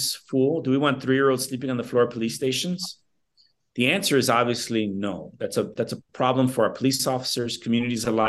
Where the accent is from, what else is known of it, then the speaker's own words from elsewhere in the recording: Chicago, Illinois, United States; ever since I was a young man, young boy, growing up in Little Village